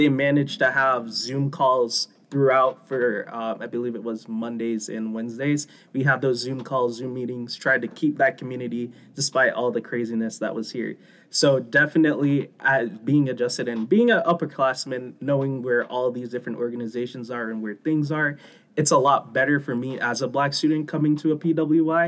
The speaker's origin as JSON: {"language": "English", "town": "Charlotte", "region": "North Carolina", "country": "United States", "said": "I am from Charlotte, North Carolina"}